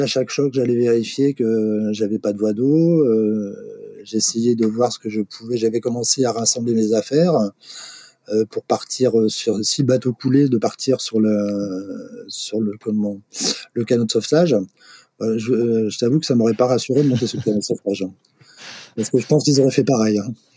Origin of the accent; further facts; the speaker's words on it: Brest, Brittany, France; moved away as an adult; moi je suis né à Brest, j'ai vécu 20 ans à Brest